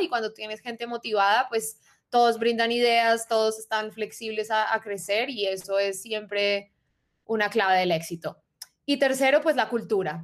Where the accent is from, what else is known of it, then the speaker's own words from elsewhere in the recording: Bogotá, Colombia; soy rola bogotanísima, eh, familia paisa, de resto también familia rola